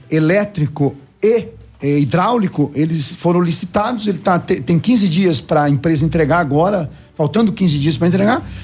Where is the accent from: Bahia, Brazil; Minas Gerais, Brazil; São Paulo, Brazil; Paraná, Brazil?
Paraná, Brazil; Itapejara d'Oeste; moved away as an adult; now in Pato Branco, Brazil; eu sonhava em ser prefeito da minha terra natal, Itapejara do Oeste. Bom, eu vim trabalhar em Pato Branco em 85